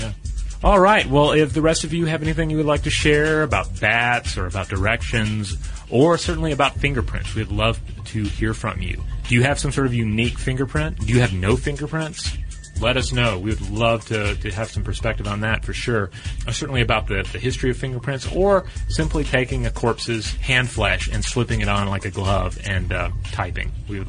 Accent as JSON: {"language": "English", "town": "Santa Fe", "region": "New Mexico", "country": "United States", "tie": "born or raised there", "said": "I grew up in Santa Fe, New Mexico."}